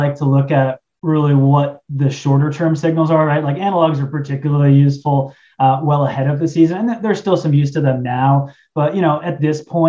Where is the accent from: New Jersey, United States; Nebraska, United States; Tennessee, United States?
New Jersey, United States; Warren County; also born or lived in Long Beach Island, New Jersey; I grew up in Warren County, but my family has always had a house at Long Beach Island since the 70s